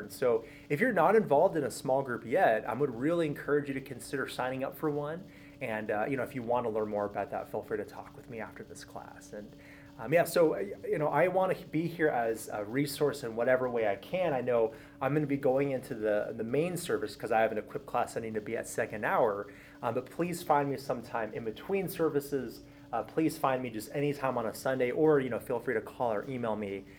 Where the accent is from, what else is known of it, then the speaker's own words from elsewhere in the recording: Southern California, United States; I was born and raised in Southern California, so that's where I grew up my entire life